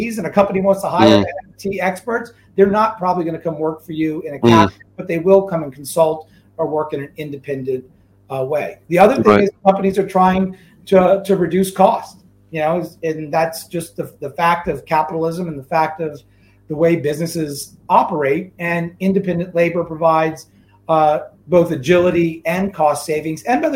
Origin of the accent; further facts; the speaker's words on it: New Orleans, Louisiana, United States; now in Seattle, United States; I was born and raised in New Orleans, Louisiana